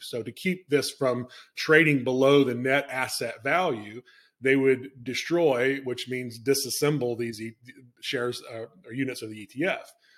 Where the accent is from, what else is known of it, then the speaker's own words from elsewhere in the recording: Alabama, United States; moved away as an adult; also born or lived in Rhode Island; boy from Alabama going to Brown